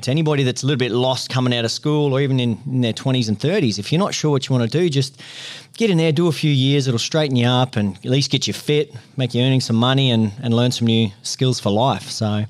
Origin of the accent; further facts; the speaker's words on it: Queensland, Australia; also born or lived in Northern Territory; Yeah, well, mate, I grew up sort of in the Northern Territory in central Queensland, a bit of a country kid.